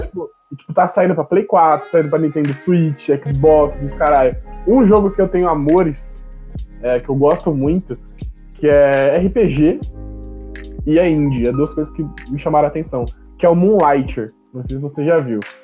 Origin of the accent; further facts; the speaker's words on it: Brazil; a gente é BR